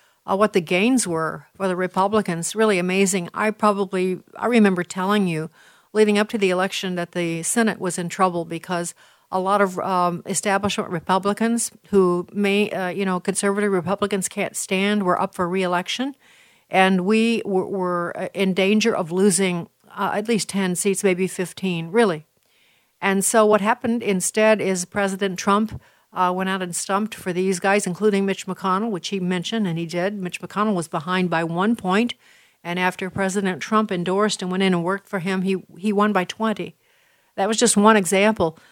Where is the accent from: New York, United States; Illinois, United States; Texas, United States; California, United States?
Illinois, United States; Illinois, my home state.